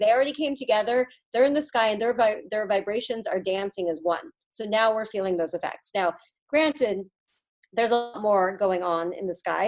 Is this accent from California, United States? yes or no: yes; California, United States; moved away as an adult; also born or lived in Boston; I'm from California